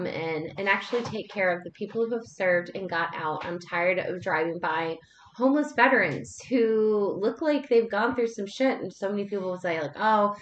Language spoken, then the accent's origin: English; North Carolina, United States; I grew up in North Carolina and really close to military base